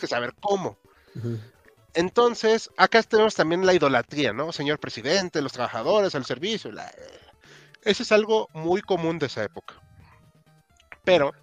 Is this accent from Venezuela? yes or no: no; Mexico; yo soy mexicano